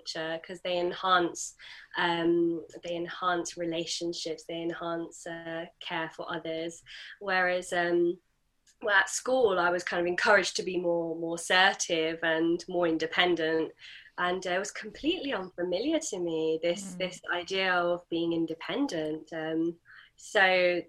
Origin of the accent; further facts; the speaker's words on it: United Kingdom; I'm British Asian